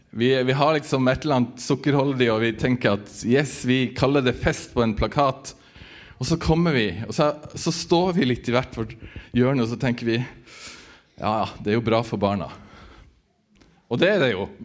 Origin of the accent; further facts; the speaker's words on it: Northern Norway, Norway; jeg vokste opp på bygda i Nord-Norge